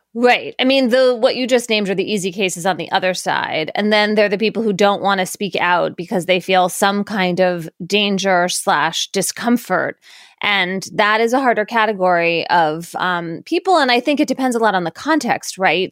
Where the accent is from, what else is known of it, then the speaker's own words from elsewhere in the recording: Philadelphia, Pennsylvania, United States; moved away; also born or lived in New Haven, Connecticut; I grew up in Philadelphia and then moved to New Haven